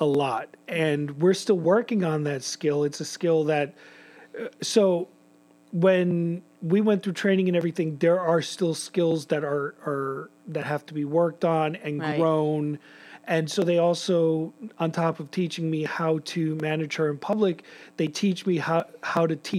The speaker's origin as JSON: {"language": "English", "town": "New York City", "region": "New York", "country": "United States", "tie": "born or raised there", "said": "my time growing up in New York City"}